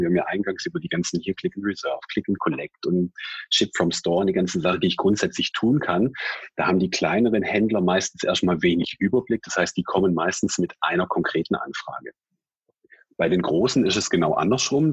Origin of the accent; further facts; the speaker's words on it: Swabia, Germany; accent: Swabian; gebürtiger Schwabe. Ich kann das Interview auch in Schwäbisch führen